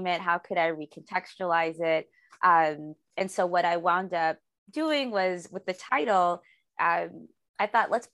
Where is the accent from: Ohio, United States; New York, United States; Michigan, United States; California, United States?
Michigan, United States; Detroit; now in Los Angeles, United States; I'm from Detroit. And I live in Los Angeles